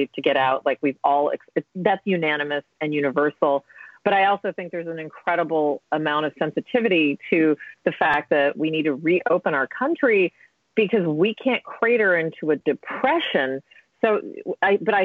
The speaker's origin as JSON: {"language": "English", "country": "United States", "said": "as an American"}